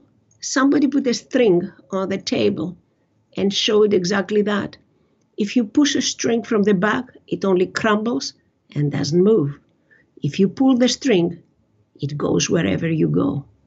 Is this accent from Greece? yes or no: yes; Greece; now in Canada; I was born in Greece and all of that. I left a different world there when I came to Canada.